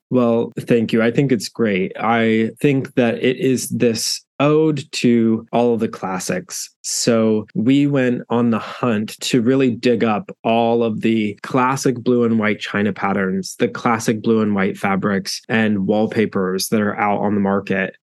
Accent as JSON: {"language": "English", "region": "South Central Oklahoma", "country": "United States", "tie": "born or raised there", "said": "I grew up in South Central Oklahoma"}